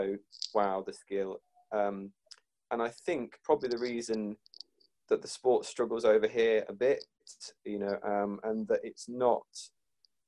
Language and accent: English; United Kingdom; as a British fan